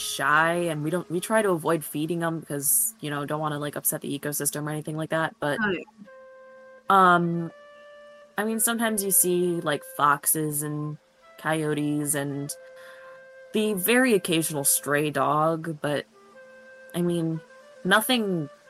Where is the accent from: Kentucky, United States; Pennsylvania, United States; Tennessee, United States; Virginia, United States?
Kentucky, United States; I grew up in Kentucky, and I do not want to go back.